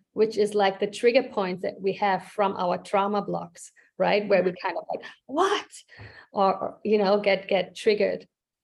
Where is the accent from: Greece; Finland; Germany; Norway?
Germany; moved away as an adult; now in United States; You know, I immigrated from Germany to the States actually multiple mm-hmm. times.